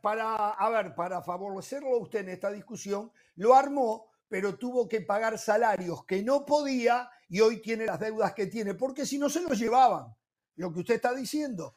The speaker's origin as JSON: {"language": "Spanish", "country": "Uruguay"}